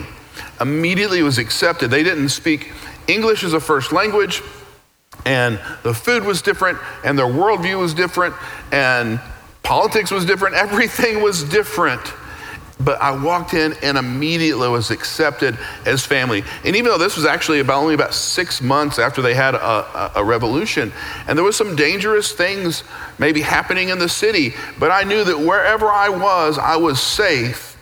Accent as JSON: {"language": "English", "region": "Tennessee", "country": "United States", "tie": "born or raised there", "moved": "as an adult", "lives_now": "Texas, United States", "said": "So I grew up in Tennessee, pretty much a very monocultural existence."}